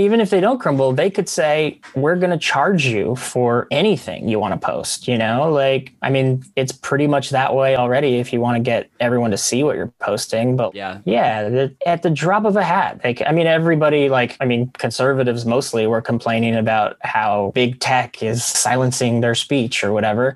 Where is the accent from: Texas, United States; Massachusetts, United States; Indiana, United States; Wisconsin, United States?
Texas, United States; near Corpus Christi, South; moved away as an adult; also born or lived in Astoria, Queens, New York; now in New York, United States; I'm from Texas. I grew up in Texas, South Texas, by Corpus Christi